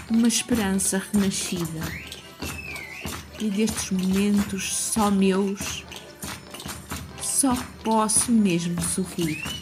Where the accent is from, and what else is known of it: Vila Franca de Xira, Lisbon, Portugal; born or raised there